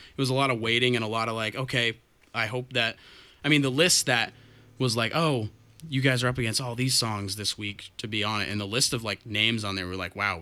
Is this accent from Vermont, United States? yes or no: yes; Milton, Vermont, United States; We're a local band. We're from Milton